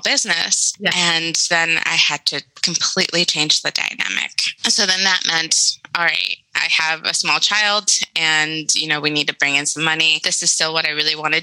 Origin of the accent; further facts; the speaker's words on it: Madison, Wisconsin, United States; moved away as an adult; also born or lived in Mexico City; now in Madison, United States; growing up in Madison and then leaving